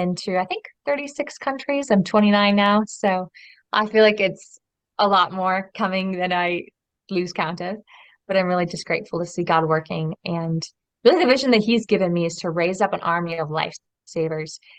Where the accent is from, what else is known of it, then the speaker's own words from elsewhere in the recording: just outside of Portland, Oregon, United States; moved away as an adult; also born or lived in Europe; I grew up in Oregon, so just outside of Portland, Oregon